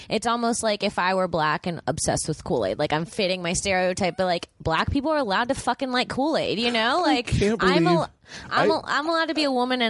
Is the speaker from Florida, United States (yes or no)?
yes; Florida, United States; moved away as an adult; now in Los Angeles, United States; back home, like, in Florida